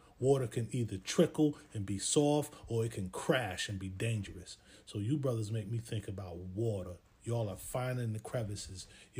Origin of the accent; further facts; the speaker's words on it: Rochester, New York, United States; I'm from Genesee Street, Genesee and Magnolia.